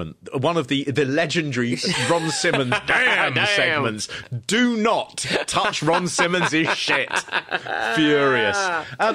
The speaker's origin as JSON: {"language": "English", "town": "Harrow", "region": "London", "country": "United Kingdom", "said": "I come from Harrow"}